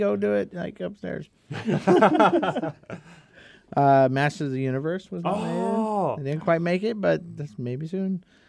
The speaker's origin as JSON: {"language": "English", "town": "Reno", "region": "Nevada", "country": "United States", "tie": "born or raised there", "said": "I grew up in Reno."}